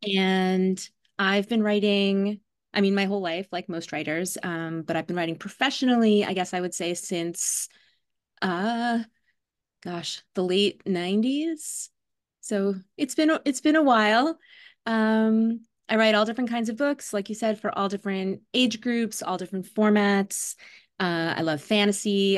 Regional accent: New York City, New York, United States; now in Brooklyn, New York, United States; I grew up in Staten Island, New York

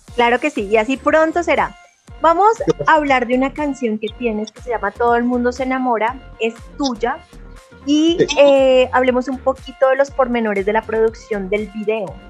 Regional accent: Colombia; now in Mexico City, Mexico; como colombiana

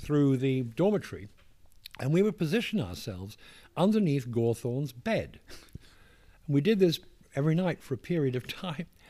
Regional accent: England, United Kingdom; accent: posh; moved away as an adult; also born or lived in Westminster; now in New York, United States

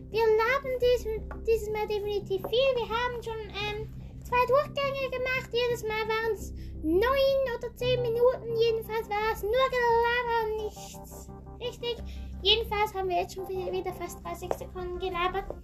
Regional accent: Thurgau, Switzerland; wir kommen aus der Schweiz, aus Thurgau

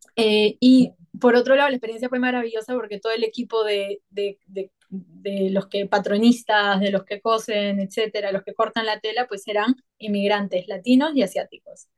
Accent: Peru; also born or lived in Paris; now in Bali, Indonesia; soy peruana

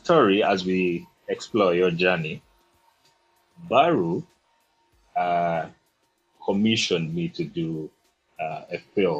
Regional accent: Kampala, Uganda; I grew up in Bugos, Luzira, those areas

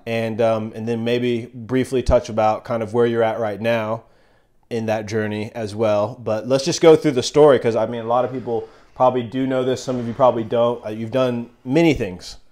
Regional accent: Enid, Oklahoma, United States; we're both from Enid

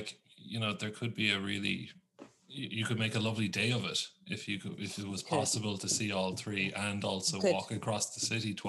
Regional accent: Cork, Munster, Ireland; I'm from Cork

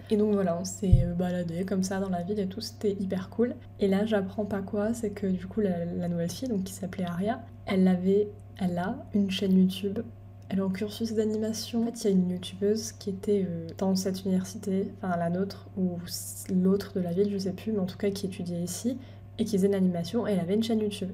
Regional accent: France; first language French; moved away as an adult; now in United Kingdom; je suis française

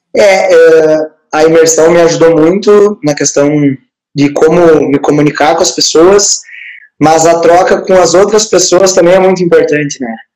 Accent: Palmeira das Missões, Rio Grande do Sul, Brazil; sou de Palmeira das Missões, nasci em 94

